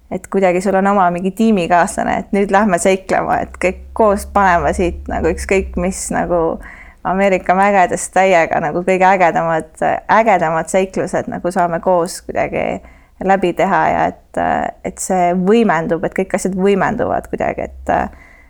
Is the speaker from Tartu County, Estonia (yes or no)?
no; Tallinn, Harju County, Estonia; ma kasvasin äh, Kakumäel, mis oli nagu maakoht sellel ajal